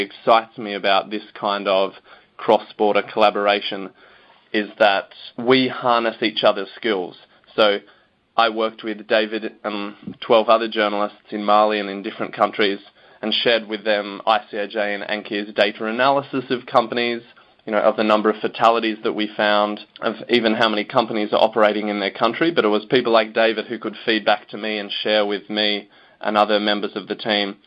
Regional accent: Australia; I'm Australian.

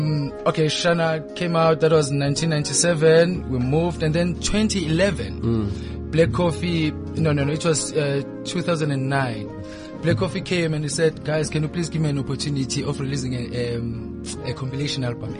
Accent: KwaZulu-Natal, South Africa; I was born north of Guamash in KZN.

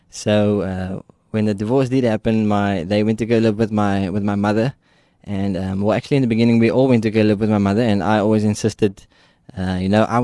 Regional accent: Ruyterwacht, Western Cape, South Africa; so I grew up in Ruyterwacht. Uh, I lived there for, for 21 years.

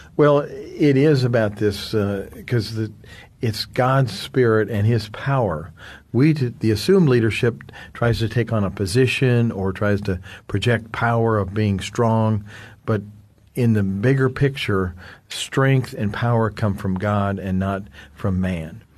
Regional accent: United States; from the United States. I'm here in South Africa

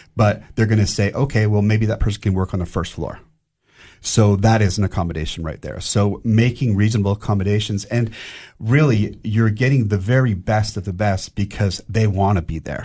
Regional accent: Vancouver, British Columbia, Canada; moved away as an adult; now in Cookeville, United States; I'm originally from Vancouver, Canada

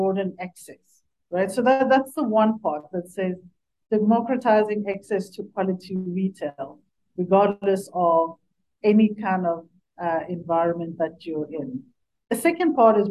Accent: Sekhukhuneland, Limpopo, South Africa; moved away; I grew up in Sekhukhuniland. So my parents are still there

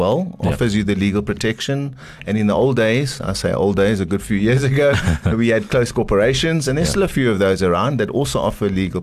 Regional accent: Eastern Cape, South Africa; I'm from the Eastern Cape

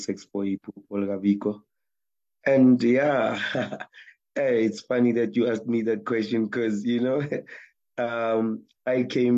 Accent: Tembisa, Gauteng, South Africa; we are from Tembisa, me and Reti

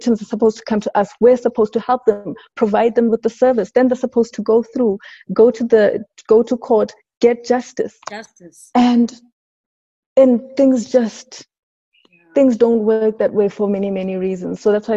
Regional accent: Johannesburg, Gauteng, South Africa; also born or lived in Sebokeng; we moved from Sibugeng, but the real part of my childhood was in Lanesia South

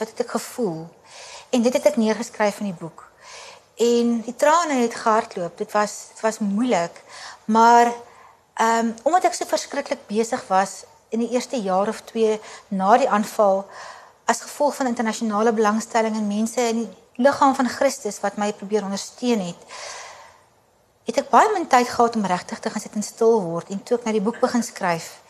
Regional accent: South Africa; moved away as an adult; also born or lived in Kabul, Afghanistan; ons Afrikaners

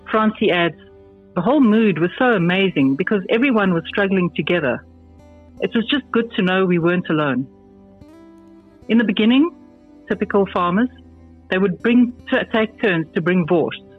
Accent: Zimbabwe; now in South Africa; I feel like I've come home. I've returned to a place with the same values I grew up with in Zim, where people help one another.

